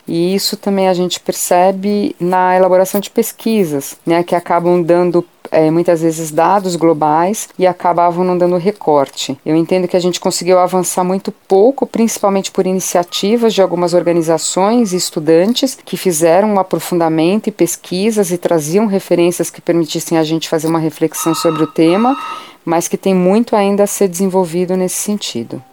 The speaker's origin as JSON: {"language": "Portuguese", "region": "São Paulo", "country": "Brazil", "said": "eu sou da cidade de São Paulo"}